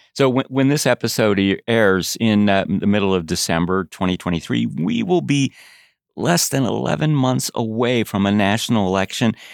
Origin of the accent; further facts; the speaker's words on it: Chicago, Illinois, United States; growing up in Chicago